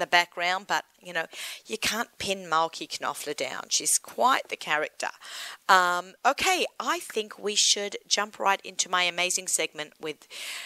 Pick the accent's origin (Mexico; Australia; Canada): Australia; moved away; I'm Australian